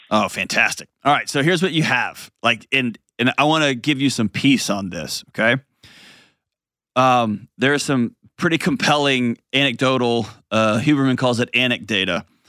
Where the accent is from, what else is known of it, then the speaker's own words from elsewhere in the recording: Texas, United States; I'm from Texas. I'm a lifelong Texan